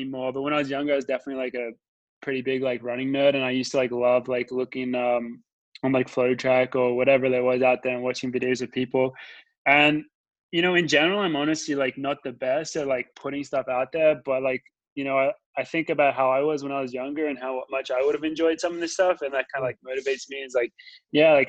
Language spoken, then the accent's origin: English; Australia; I'm from Australia